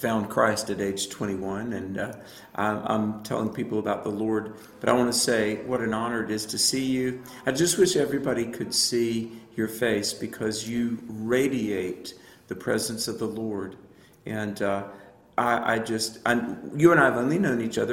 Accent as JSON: {"language": "English", "region": "the South", "country": "United States", "tie": "born or raised there", "said": "I grew up in the South, not Southern California."}